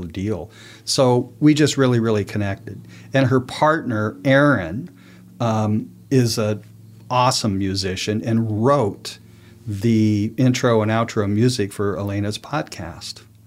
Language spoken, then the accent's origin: English; New Mexico, United States; moved away; I was from New Mexico, lived most of my adult life there